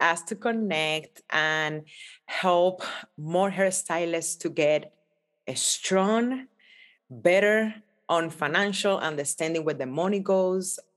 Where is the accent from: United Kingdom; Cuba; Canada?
Cuba; now in United States; growing up in Cuba, coming to America